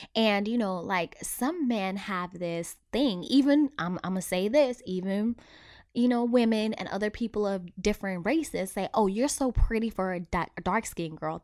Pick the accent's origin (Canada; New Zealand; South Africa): South Africa; I was born and raised in South Africa